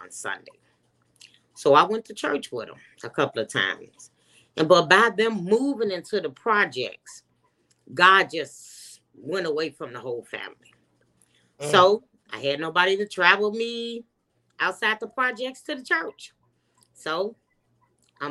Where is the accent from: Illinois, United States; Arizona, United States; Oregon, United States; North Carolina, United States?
Illinois, United States; Chicago; also born or lived in Minnesota; now in Georgia, United States; I'm originally from Chicago